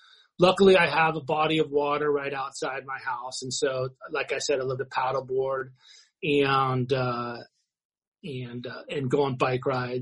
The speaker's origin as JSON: {"language": "English", "town": "San Diego", "region": "California", "country": "United States", "tie": "born or raised there", "said": "I was born down in San Diego"}